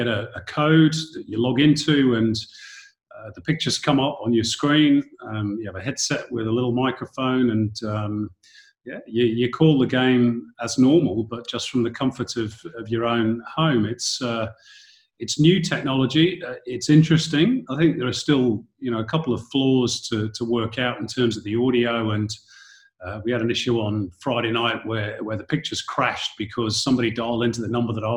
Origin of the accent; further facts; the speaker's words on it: Manchester, North West England, United Kingdom; moved away as an adult; also born or lived in London; now in Australia; growing up in Manchester in Northern England